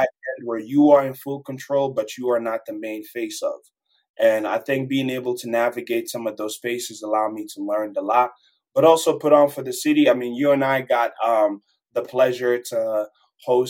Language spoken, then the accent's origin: English; DR Congo; now in Colorado, United States; I'm a kid from Democratic Republic of Congo, but I live in Colorado now